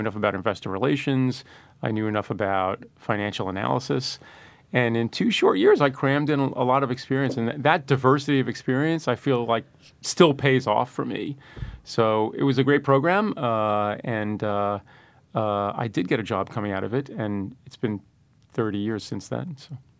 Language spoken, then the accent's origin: English; New York City, New York, United States; born or raised there